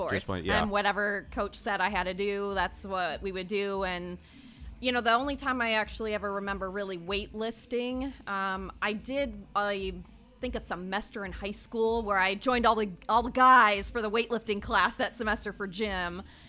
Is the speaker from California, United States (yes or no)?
no; Illinois, United States; So I am originally from a quite a large, I think, suburb outside of Chicago. Yeah. So hence no Southern accent on this one.